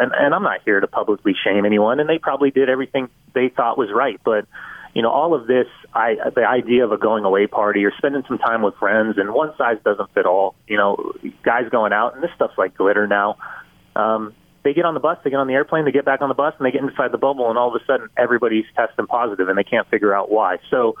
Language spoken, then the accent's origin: English; Southern California, United States; now in Salt Lake City, United States; a kid growing up in Southern California.